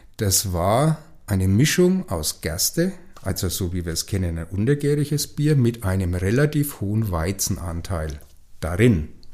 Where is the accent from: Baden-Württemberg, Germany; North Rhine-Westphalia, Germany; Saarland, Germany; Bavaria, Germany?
Bavaria, Germany; Franconia; hier bei uns in Franken